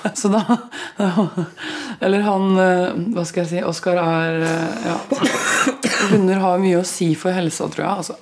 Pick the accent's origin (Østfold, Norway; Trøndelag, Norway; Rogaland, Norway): Østfold, Norway; accent: Østfold dialect; Jeg merker at uh, den Østfold-dialekta sitter ganske hardt inne